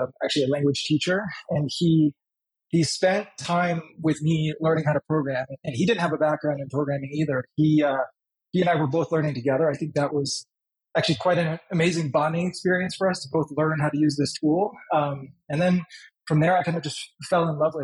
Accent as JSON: {"language": "English", "country": "United States", "tie": "born or raised there", "also_born_or_lived": "Poland / Germany", "said": "we sought asylum in the United States, where we finally were granted asylum. That's kind of where I grew up"}